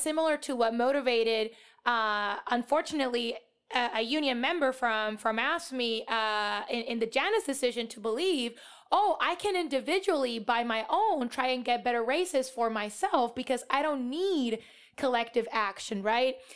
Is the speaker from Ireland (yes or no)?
no; Puerto Rico; moved away as an adult; now in United States; I was born and raised in Puerto Rico, which is a colony of the U S.